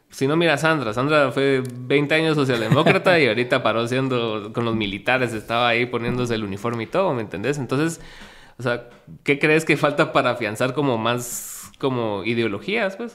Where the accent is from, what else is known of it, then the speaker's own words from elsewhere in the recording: Guatemala; somos de Guatemala y no de allá